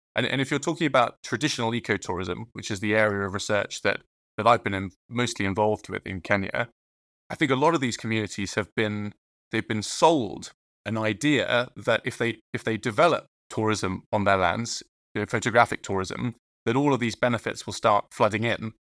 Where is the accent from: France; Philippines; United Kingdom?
United Kingdom; Dorset, South West England; I grew up in Dorset, uh, which is a rural part of Southwest England.